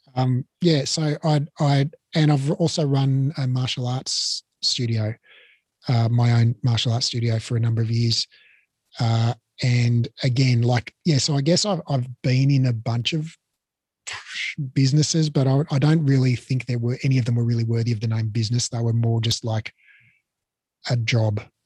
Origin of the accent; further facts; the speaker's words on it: Melbourne, Victoria, Australia; moved away as an adult; also born or lived in Sydney; I grew up in Melbourne, uh, just a totally nondescript suburban upbringing in Blackburn